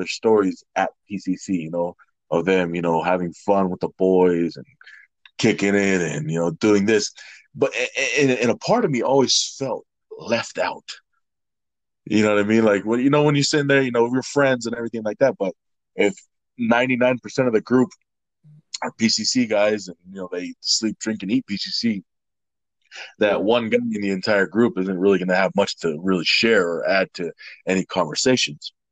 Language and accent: English; Salt Lake City, Utah, United States; also born or lived in Nampa, Idaho / New Zealand / Hawaii; Born in Idaho, raised in Utah, graduated from Bingham High School